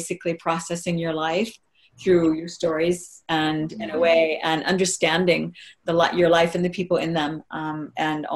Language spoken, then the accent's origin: English; Hawaii, United States; I grew up in Hawaii